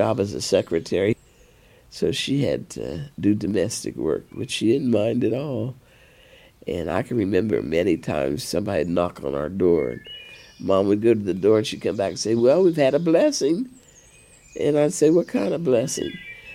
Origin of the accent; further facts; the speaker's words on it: Parkersburg, West Virginia, United States; I was raised in Parkersburg, West Virginia